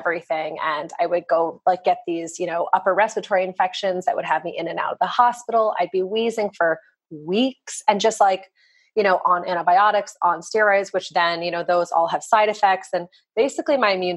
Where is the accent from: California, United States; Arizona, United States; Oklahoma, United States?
Arizona, United States; I grew up in Arizona